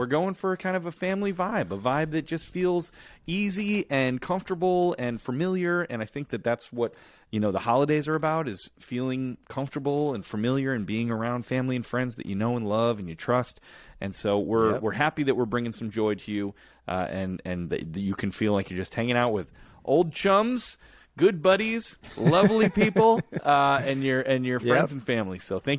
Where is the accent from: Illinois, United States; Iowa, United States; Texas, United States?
Illinois, United States; Chicago; accent: Chicago; moved away; he's from Chicago, like myself.